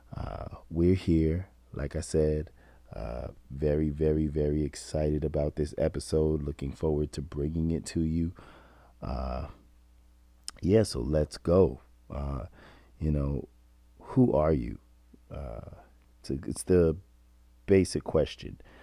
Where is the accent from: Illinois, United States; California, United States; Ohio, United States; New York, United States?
New York, United States; being a New Yorker